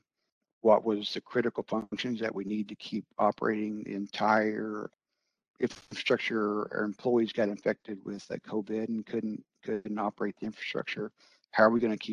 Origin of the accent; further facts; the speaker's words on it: Branson, Missouri, United States; moved away as an adult; also born or lived in Denver, Colorado; I grew up in Branson, Missouri, and moved away for several years